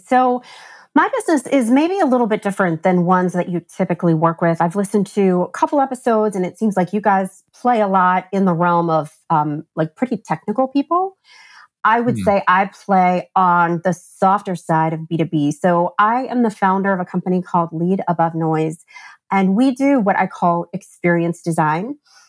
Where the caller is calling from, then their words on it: New Jersey, United States; I am recording from New Jersey.